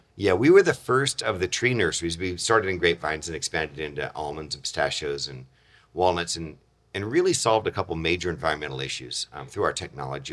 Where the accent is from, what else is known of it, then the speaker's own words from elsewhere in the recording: Chula Vista, California, United States; moved away as an adult; also born or lived in Modesto, California; I grew up in San Diego, Chula Vista area, came back to Modesto, having been born here, but not grown up